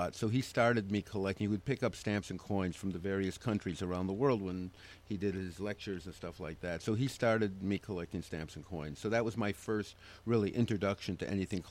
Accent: Minneapolis, Minnesota, United States; moved away; I'm originally from Minneapolis

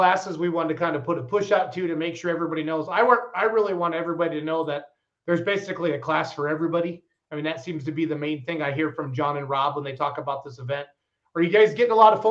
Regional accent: Wisconsin, United States; I'm from the Midwest. I'm from Wisconsin

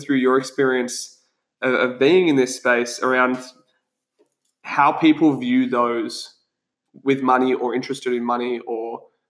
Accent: Australia; we're Aussie battlers.

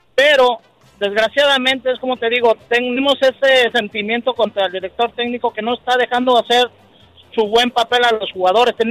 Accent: Mexico; Yo soy mexicano

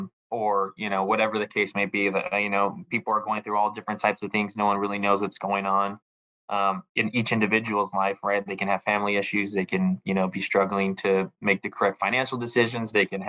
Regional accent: Hawaii, United States; also born or lived in California; especially for me, I came from Hawaii, from California, where, you know, it can be sunny, you know, 90% of the time

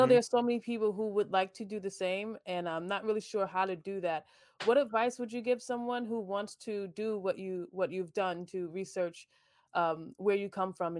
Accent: Long Island, New York, United States; I grew up on Long Island.

